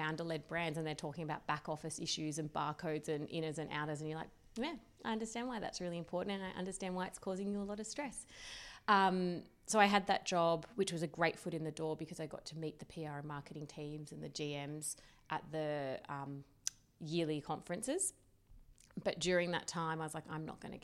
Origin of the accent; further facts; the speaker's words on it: Canberra, Australian Capital Territory, Australia; moved away as an adult; also born or lived in London; I'm from Canberra, I knew no one in London